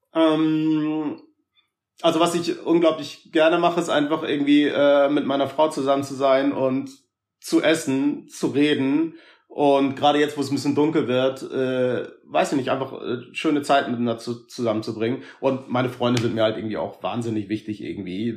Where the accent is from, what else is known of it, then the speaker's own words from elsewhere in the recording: Hamburg, Germany; also born or lived in Berlin; ich bin in Hamburg geboren und da groß geworden